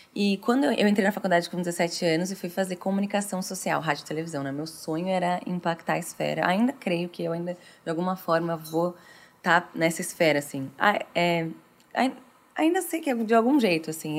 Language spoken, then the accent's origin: Portuguese; Franca, São Paulo, Brazil; Eu nasci em Franca, uma cidade do interior de São uhum. Paulo.